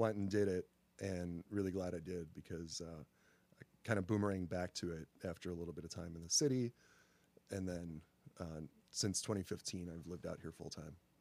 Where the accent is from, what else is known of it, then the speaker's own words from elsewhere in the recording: Northlake, Illinois, United States; I am from Northlake, Illinois, City of Friendly People, um, just south of O'Hare